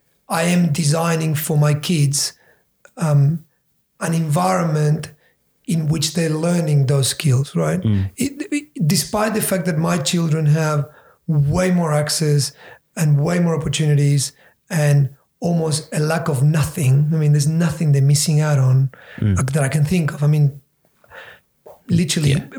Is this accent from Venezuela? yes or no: no; Patagonia, Argentina; moved away; growing up in Argentina, in Patagonia, down the bottom